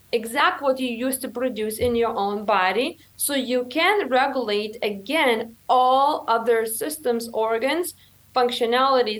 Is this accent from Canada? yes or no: no; Lithuania; moved away; when I came from Lithuania